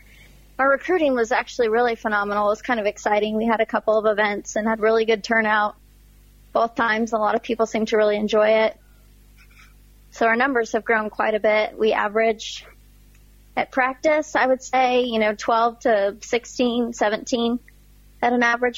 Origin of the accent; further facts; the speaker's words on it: United States; being an American